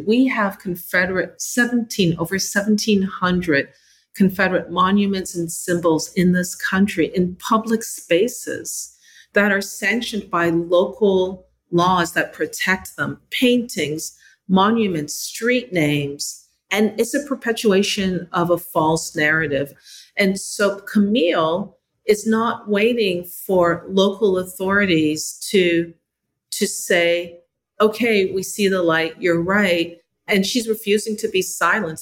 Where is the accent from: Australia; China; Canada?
Canada; also born or lived in Jamaica (parents); now in United States; I am an immigrant. I'm from Canada